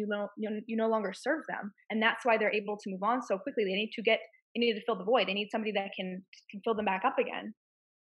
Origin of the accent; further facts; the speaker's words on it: Massachusetts, United States; moved away as an adult; I'm from Massachusetts and I had to plan my escape